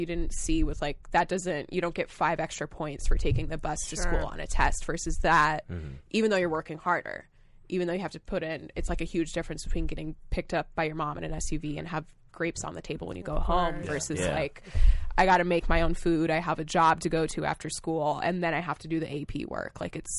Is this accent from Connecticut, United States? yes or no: yes; Connecticut, United States; I grew up in Connecticut, but without a lot of money